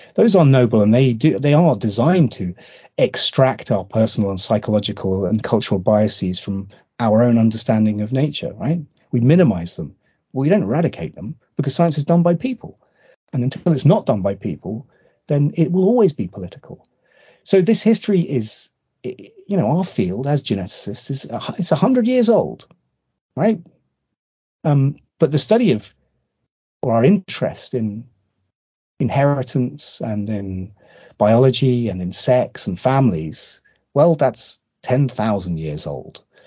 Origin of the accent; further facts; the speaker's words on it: United Kingdom; also born or lived in southeast London; now in London, United Kingdom; as a Brit